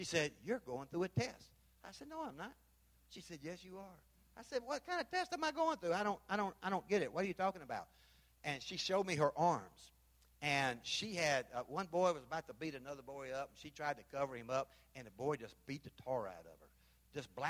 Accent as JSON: {"language": "English", "town": "Memphis", "region": "Tennessee", "country": "United States", "moved": "as an adult", "lives_now": "Belize", "said": "I'm from Memphis."}